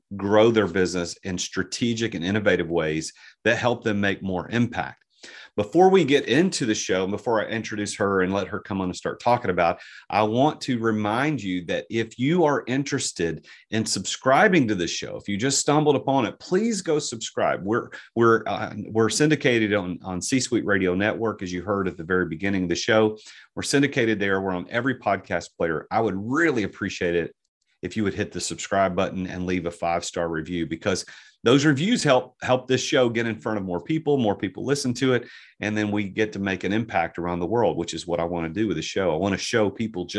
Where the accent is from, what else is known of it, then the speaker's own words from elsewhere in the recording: Southern United States, United States; accent: Southern American; my Southern American accent